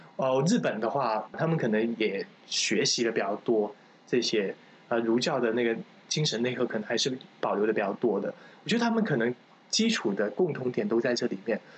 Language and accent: Chinese; Guangdong, China; 我老家是潮汕的